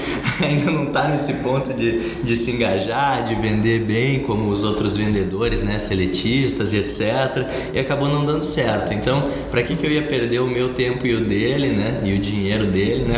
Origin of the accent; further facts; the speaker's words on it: Curitiba, Paraná, Brazil; also born or lived in Porto Alegre; sou de Curitiba